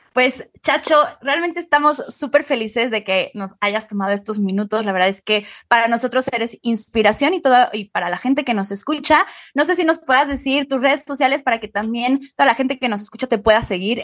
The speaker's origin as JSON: {"language": "Spanish", "country": "Mexico", "said": "por ser mexicanos"}